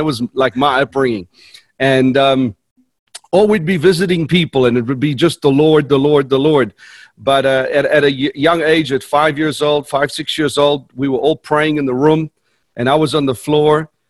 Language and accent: English; South Africa; born there; I was born in South Africa